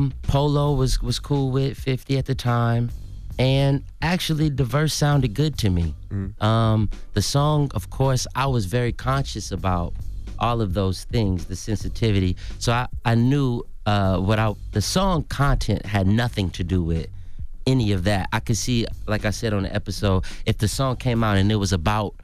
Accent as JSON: {"language": "English", "town": "Atlanta", "region": "Georgia", "country": "United States", "also_born_or_lived": "New Orleans", "said": "Take me, I'm from Atlanta, Georgia, born in New Orleans."}